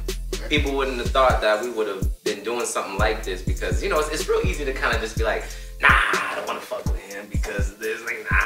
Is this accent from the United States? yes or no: yes; Hesperia, California, United States; moved away as an adult; now in Las Vegas, United States; my hometown homie from the desert town, Devonte.